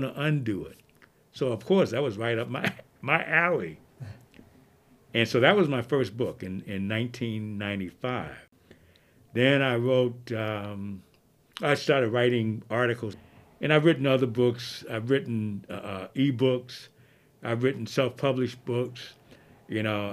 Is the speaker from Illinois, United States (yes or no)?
yes; Chicago, Illinois, United States; I was born on October 8th, 1947, on the south side of Chicago